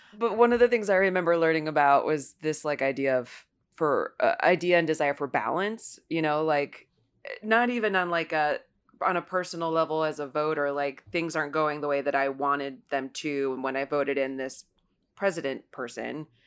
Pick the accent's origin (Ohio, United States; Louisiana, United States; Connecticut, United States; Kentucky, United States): Ohio, United States; Ohio's ninth district, United States; moved away; my hometown race, which is Ohio's ninth district